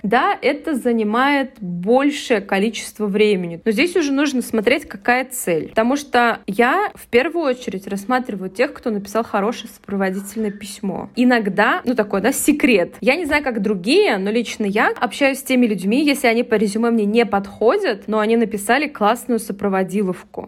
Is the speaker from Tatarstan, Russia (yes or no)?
yes; Kazan, Tatarstan, Russia; я там из Казани